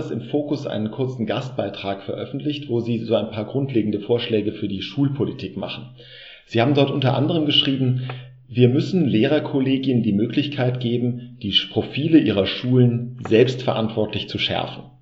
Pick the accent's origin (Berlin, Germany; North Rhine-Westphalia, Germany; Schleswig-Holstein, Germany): North Rhine-Westphalia, Germany; Düsseldorf; born there; Als gebürtiger Düsseldorfer kenne ich die Institution natürlich.